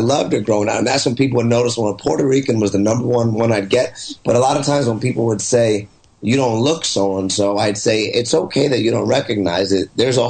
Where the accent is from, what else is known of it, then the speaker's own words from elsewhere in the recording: Canada; I'm Canadian, but their skin's dark.